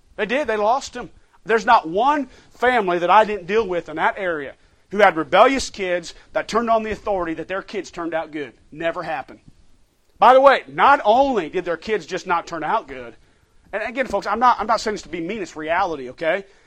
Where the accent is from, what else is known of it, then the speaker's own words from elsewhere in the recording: United States; as American Christians